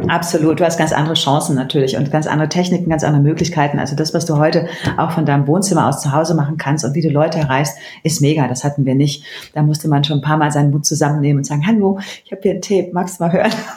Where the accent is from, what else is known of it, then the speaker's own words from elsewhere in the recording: Bergisch Gladbach, North Rhine-Westphalia, Germany; moved away as an adult; also born or lived in Berlin; bin aufgewachsen in Köln, in der Nähe von Köln, in Bergisch Gladbach